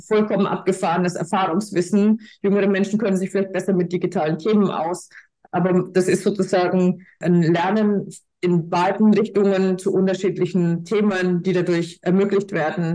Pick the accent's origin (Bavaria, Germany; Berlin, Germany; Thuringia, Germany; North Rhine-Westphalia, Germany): Bavaria, Germany; Franconia; accent: Franconian; ich komme ja aus Franken, wie man hört